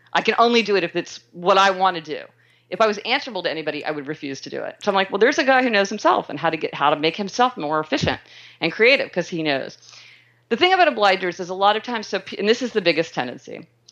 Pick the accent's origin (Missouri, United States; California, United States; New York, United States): Missouri, United States; Kansas City; I was born in Kansas City, Missouri